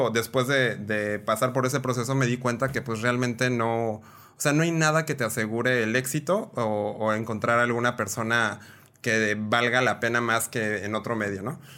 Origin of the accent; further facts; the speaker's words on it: Mexico City, Mexico; moved away as an adult; now in Mexicali, Mexico; De Ciudad de México, orgullosamente chilango ex... Eh, me trabé horrible. Chilango exportado.